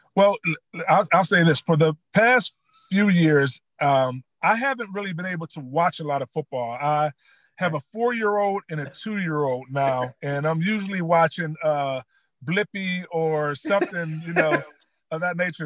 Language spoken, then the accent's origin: English; West Mifflin, Pennsylvania, United States; I grew up uh, in West Mifflin